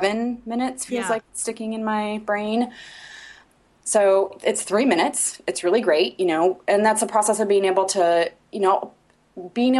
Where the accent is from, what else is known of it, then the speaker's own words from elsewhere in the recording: Indiana, United States; also born or lived in Portland, Oregon; this is my home. So I'm from Indiana